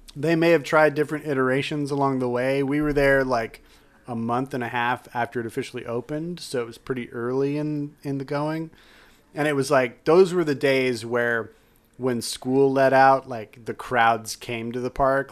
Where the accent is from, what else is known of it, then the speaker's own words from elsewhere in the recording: Utah, United States; I grew up in Utah